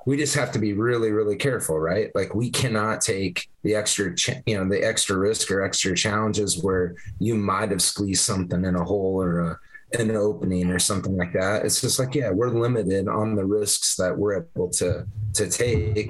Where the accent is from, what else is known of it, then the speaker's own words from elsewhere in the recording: Vinton, Iowa, United States; I grew up in the Vinton area